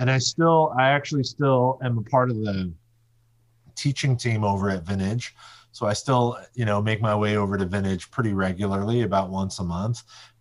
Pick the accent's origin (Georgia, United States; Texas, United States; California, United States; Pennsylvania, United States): California, United States; I grew up in the Silicon Valley, the San Francisco Bay Area. I've been here basically my whole life. I wasn't born here, but I moved here when I was really young. And I never left.